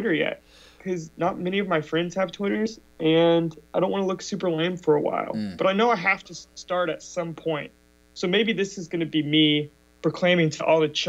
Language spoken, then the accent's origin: English; Texas, United States; now in Chicago, United States; I'm Texan, so.